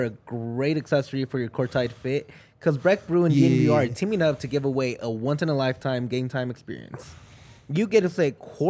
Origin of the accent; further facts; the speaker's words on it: Mexico; first language Spanish; English is a second language; The thing is, I'm Mexican.